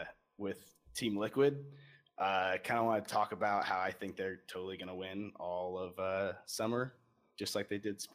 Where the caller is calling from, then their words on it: Bradford, Pennsylvania, United States; Well, I am calling from Pennsylvania.